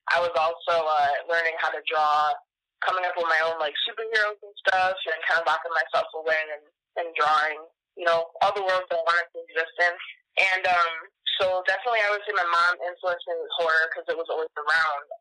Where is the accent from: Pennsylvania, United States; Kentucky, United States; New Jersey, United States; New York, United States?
New York, United States; Baldwinsville; I am from Baldwinsville, New York, which is like a little subsection of Syracuse, New York.